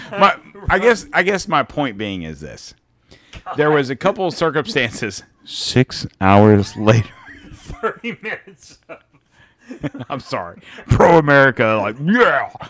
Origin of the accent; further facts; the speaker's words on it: United States; I'm so American that I give two shits about Russia, China, Japan